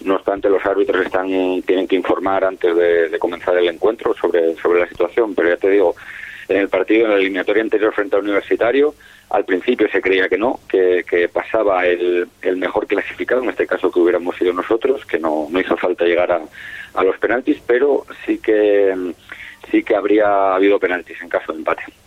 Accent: Asturias, Spain; moved away as an adult; now in Gran Canaria, Spain; yo soy asturiano pero llevo ya casi siete años ahí en la isla

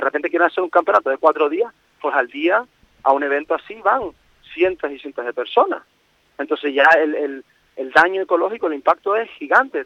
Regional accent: Fuerteventura, Canary Islands, Spain; como buen majorero

